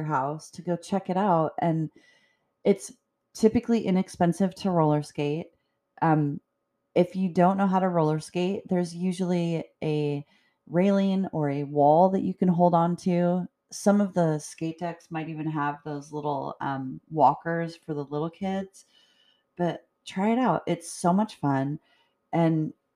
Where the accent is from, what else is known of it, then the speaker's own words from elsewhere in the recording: Edmonds, Washington, United States; I grew up in Edmonds